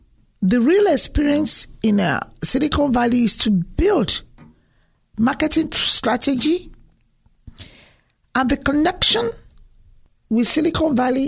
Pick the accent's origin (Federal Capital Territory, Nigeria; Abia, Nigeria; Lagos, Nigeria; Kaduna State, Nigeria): Lagos, Nigeria; I'm from Lagos State.